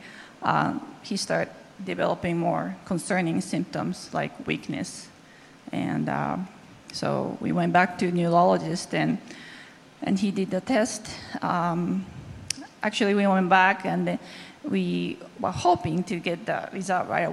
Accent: Japan; English is a second language; moved away; I'm from Japan, and English is not my first language

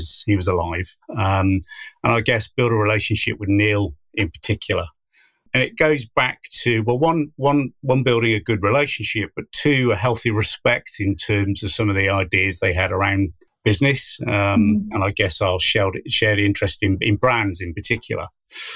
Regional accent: West Country, South West England, United Kingdom; moved away as an adult; now in Cornwall, United Kingdom; I am from the West Countries, and it's not as if I've moved miles and miles.

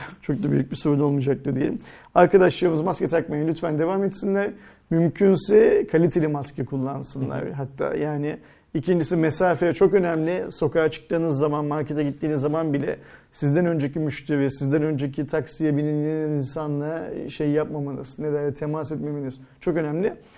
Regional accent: Turkey; biz Türk'üz

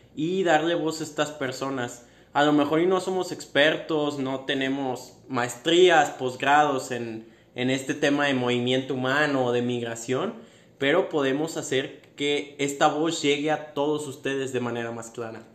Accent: Guadalajara, Jalisco, Mexico; Yo vengo de Guadalajara

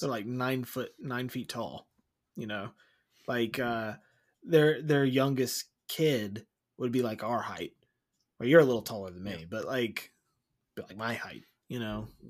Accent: Wilson, United States; we grew up in Wilson, but I used to go to the beach all the time and I lived there for several years

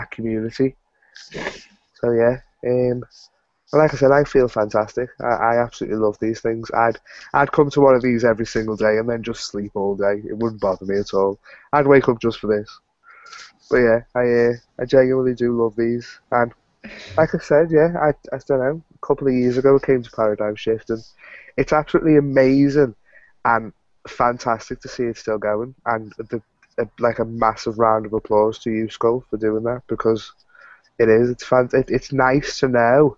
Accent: Liverpool, North West England, United Kingdom; I'm actually from Liverpool in the UK.

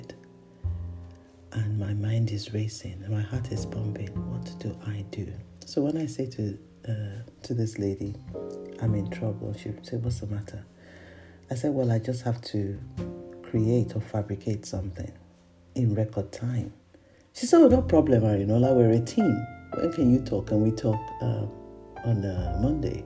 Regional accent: Nigeria; I am a Nigerian.

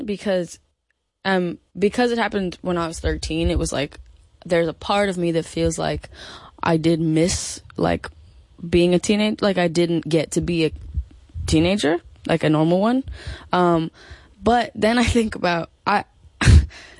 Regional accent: Los Angeles, California, United States; We grew up in L.A.

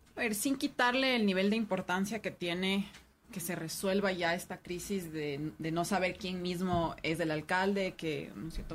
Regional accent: Quito, Pichincha, Ecuador; como quiteños

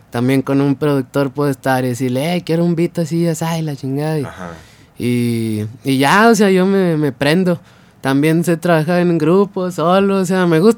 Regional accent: Mezquital, Durango, Mexico; Se llama el Mezquital Durango.

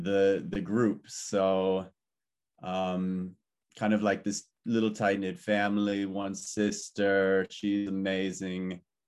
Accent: Malibu, California, United States; I was born and raised actually in Malibu, California, to just, you know, some amazing, lovely, working class parents.

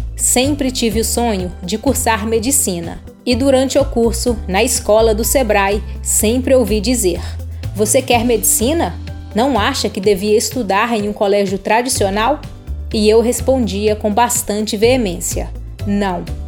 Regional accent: Araçuaí, Minas Gerais, Brazil; also born or lived in Belo Horizonte; Sou natural de Araçuaí, Minas Gerais, e me mudei para BH em 2009

